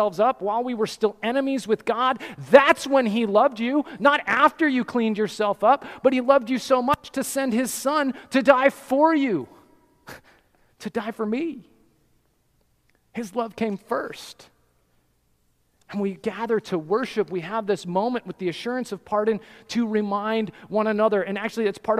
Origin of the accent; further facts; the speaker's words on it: Colorado, United States; I'm from Colorado. I grew up in the mountains.